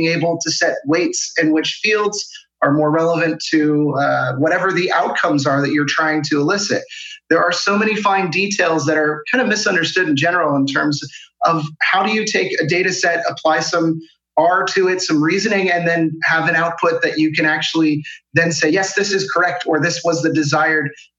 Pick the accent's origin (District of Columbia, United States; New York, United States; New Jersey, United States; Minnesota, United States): District of Columbia, United States; Washington, D.C.; moved away as an adult; now in Denmark; I'm originally from the Washington, D.C. metropolitan area, but I found myself in Denmark about 3 years ago